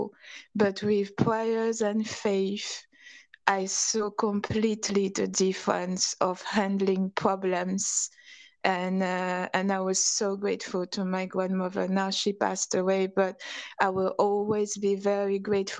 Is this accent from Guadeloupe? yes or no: yes; Guadeloupe; also born or lived in Bristol, England; now in Denmark; I was born in the French Caribbean on a beautiful island called Guadeloupe